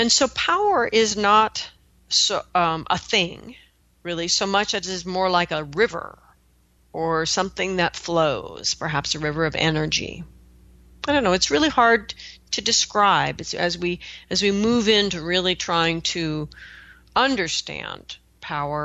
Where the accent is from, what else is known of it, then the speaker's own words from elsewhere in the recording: Pacific Northwest, United States; I come from the Pacific Northwest, where we've got a lot of rivers